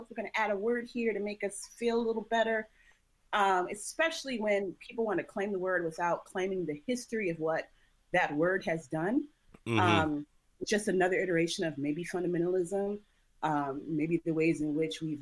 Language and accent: English; Long Beach, California, United States; I'm from Long Beach